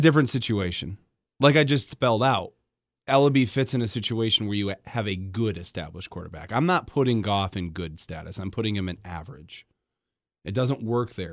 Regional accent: Grand Rapids, Michigan, United States; also born or lived in Detroit Metro, Michigan / Iowa; now in Kalamazoo, United States; I grew up in Grand Rapids

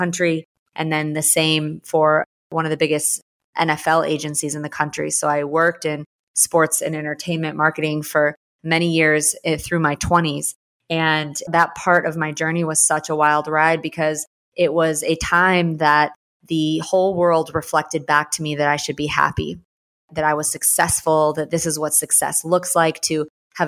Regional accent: St. Louis, Missouri, United States; moved away as an adult; also born or lived in Houston, Texas; growing up, I grew up in St. Louis

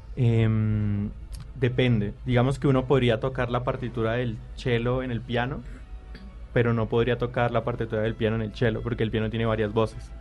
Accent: Cali, Valle del Cauca, Colombia; also born or lived in Manzanares, Caldas; nos fuimos con mi familia para Cali cuando yo tenía dos años. Entonces yo me crié en Cali realmente

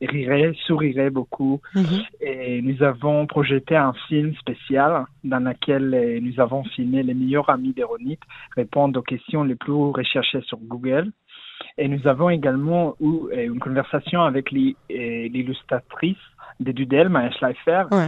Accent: Kiryat Malakhi, Southern District, Israel; French is a second language; moved away; je, suis né à Kirat Malachi aussi d'Israël

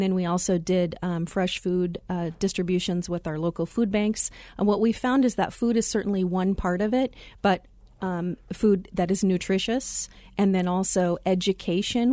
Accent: Glendale, Arizona, United States; also born or lived in Chicago area, Illinois; I had the pleasure of growing up in the Glendale area

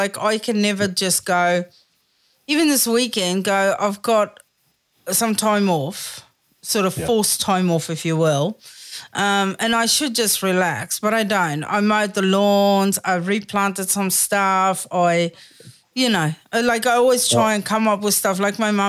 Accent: South Africa; Like, I think as a South African, I think we are all heightened because we are fucking ready.

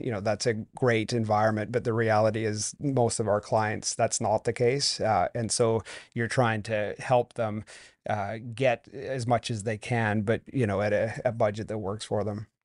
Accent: Vancouver, British Columbia, Canada; also born or lived in North Carolina; I grew up here in Vancouver

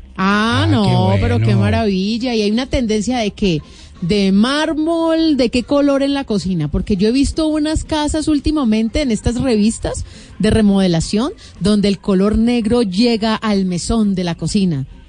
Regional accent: Colombia; nosotros como colombianos

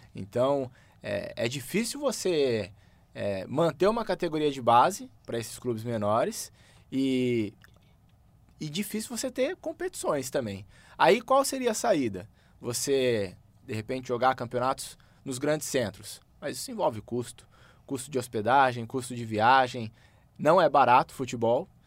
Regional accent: Campo Grande, Mato Grosso do Sul, Brazil; Eu sou nascido em Campo Grande, Mato Grosso do Sul

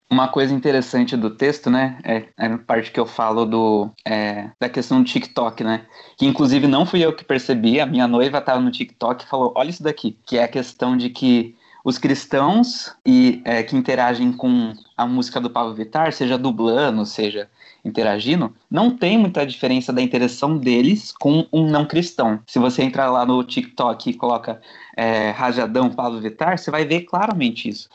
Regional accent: Jundiaí, São Paulo, Brazil; Sou aqui de Jundiaí, interior de São Paulo

